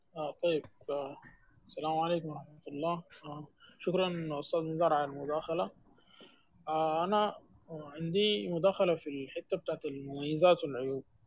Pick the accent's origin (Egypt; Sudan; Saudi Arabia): Sudan; عندنا في السودان